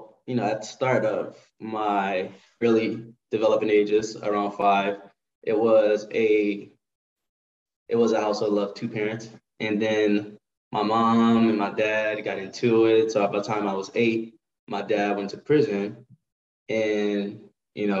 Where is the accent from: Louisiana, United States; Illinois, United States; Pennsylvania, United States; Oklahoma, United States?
Louisiana, United States; New Orleans; also born or lived in Texas; now in Los Angeles, United States; I am originally from New Orleans